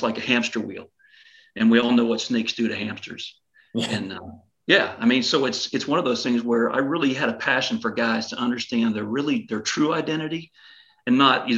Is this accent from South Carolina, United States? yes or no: no; Pennsylvania, United States; born or raised there